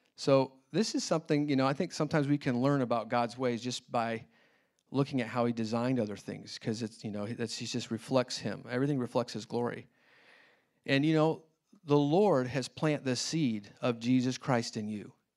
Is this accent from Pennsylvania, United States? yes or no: no; Indianapolis, Indiana, United States; also born or lived in China; now in Kansas City, United States; I grew up in Indianapolis